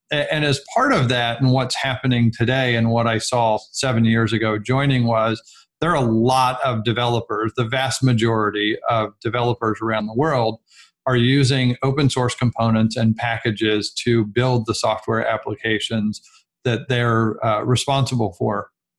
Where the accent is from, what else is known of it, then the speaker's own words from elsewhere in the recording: California, United States; I'm actually a Silicon kid. So I grew up in Silicon Valley with Apple and other companies just down the street from me growing up.